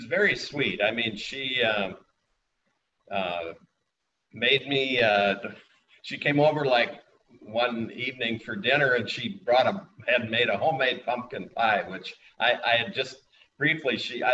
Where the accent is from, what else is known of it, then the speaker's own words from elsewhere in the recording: Minnesota, United States; I grew up in Minnesota.